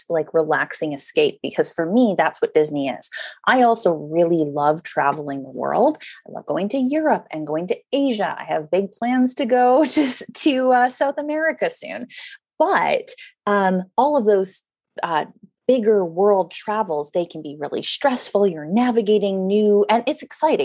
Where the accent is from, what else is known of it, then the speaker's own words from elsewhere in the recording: Vancouver, British Columbia, Canada; I grew up in Vancouver on the West Coast